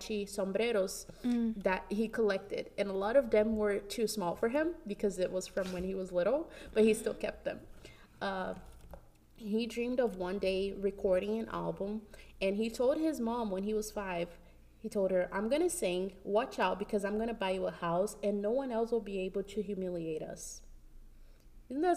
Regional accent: Brazil; now in United States; I've only lived in Brazil and here in the U.S.

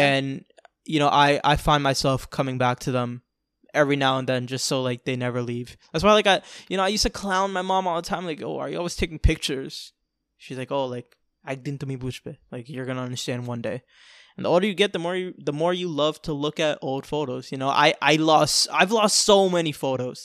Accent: New York City, New York, United States; now in Florida, United States; I was born in New York City, the Bronx

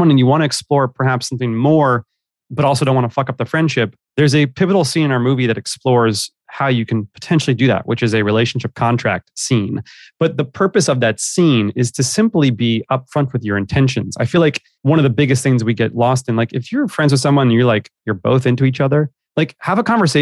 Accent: New York City, New York, United States; moved away as an adult; also born or lived in Los Angeles; Born and raised in New York

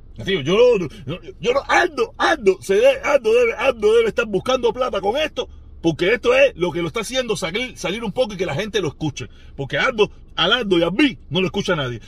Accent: Cuba; yo soy el protestón cubano

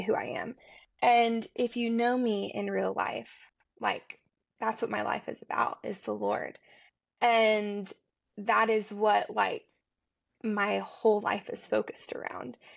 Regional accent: Tennessee, United States; also born or lived in Atlanta; I'm from Tennessee

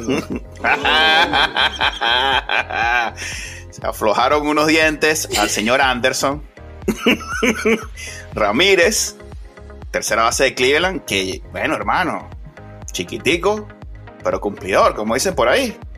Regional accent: Venezuela; uno como venezolano

